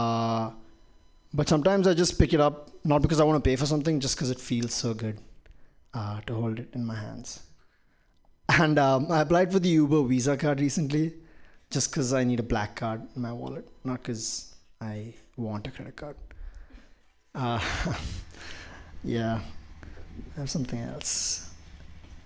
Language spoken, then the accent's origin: English; Dubai, United Arab Emirates; moved away; I grew up in Dubai